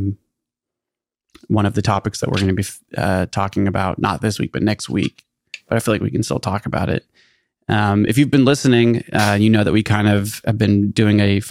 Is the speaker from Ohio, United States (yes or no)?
no; Northern California, United States; growing up in the Northern California Calvary Chapel Christian Church